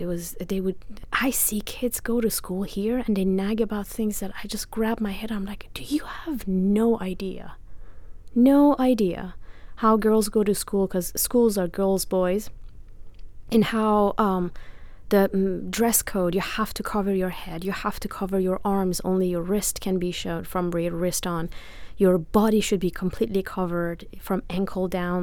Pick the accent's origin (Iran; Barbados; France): Iran; English is a second language; moved away as an adult; also born or lived in Italy; now in United States; I am from Iran, born and raised. I lived there until I was 23.